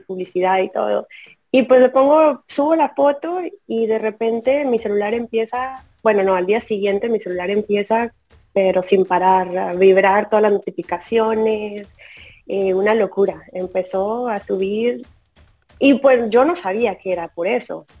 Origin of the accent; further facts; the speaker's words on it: the border of Tamaulipas, Mexico; Yo soy de la frontera de Tamaulipas